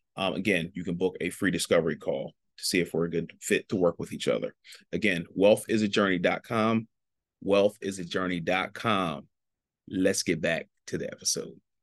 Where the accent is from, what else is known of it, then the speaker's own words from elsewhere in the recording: Ardmore, Pennsylvania, United States; I grew up in Ardmore, Pennsylvania.